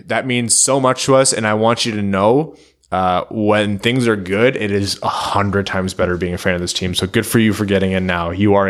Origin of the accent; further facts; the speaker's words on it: Windsor, Ontario, Canada; I was born and raised in Windsor, Ontario, so I can see Joe Louis Arena from my house.